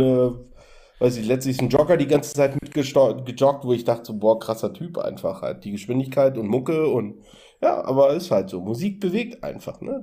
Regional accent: Berlin, Germany; ich komme aus Berlin

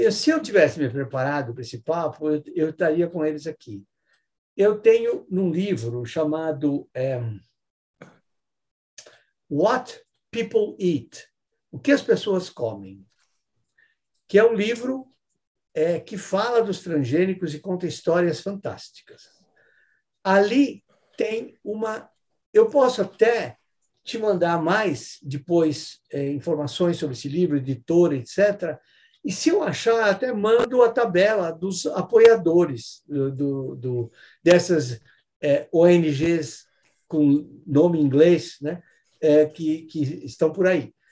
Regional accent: São Paulo, Brazil; E São Paulo, sou de São Paulo.

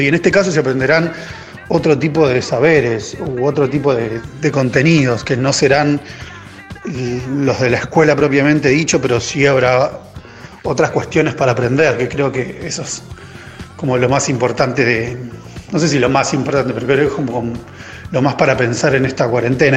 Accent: Chivilcoy, Buenos Aires Province, Argentina; soy de Chuilcoy

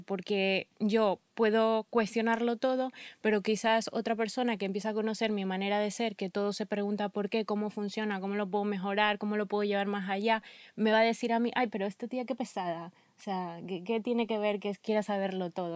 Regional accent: Ecuador; moved away; soy ecuatoriana

